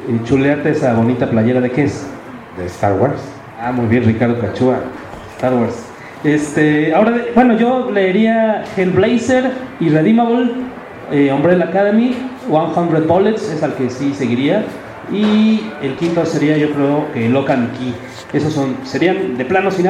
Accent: Mexico City, Mexico; de aquí del Distrito Federal.

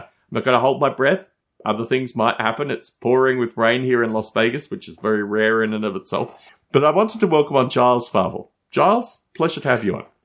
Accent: Australia; I come from Australia

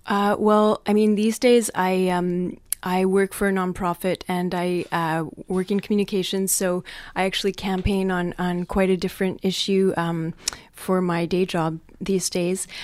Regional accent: Montreal, Quebec, Canada; I grew up in Quebec on the island of Montreal

